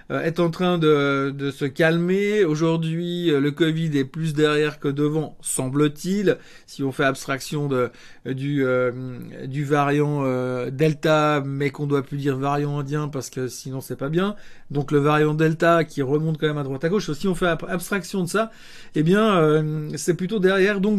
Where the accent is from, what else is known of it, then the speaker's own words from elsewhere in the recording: Switzerland; en tant que bon Suisse, j'essaye d'aide aussi de traiter des actions suisses et pas que des actions américaines.